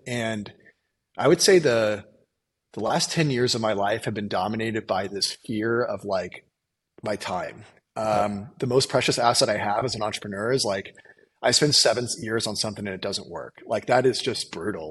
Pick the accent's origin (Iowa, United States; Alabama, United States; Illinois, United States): Illinois, United States; I grew up in the Midwest on a farm in Illinois